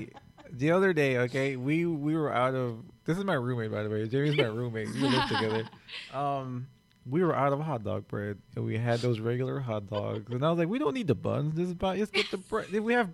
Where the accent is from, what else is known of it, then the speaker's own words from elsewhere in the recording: Guyana; moved away; also born or lived in North America; I'm from British Guiana. It's in South America.